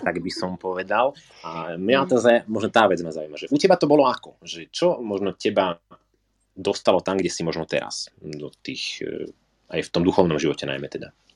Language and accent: Slovak; Slovakia; keď som vyrastal teda na Milatičke